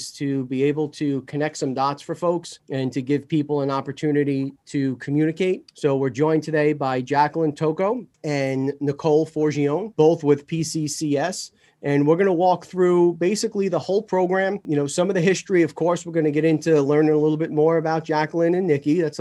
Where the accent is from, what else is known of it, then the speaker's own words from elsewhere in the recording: New York City, New York, United States; I'm also a native Islander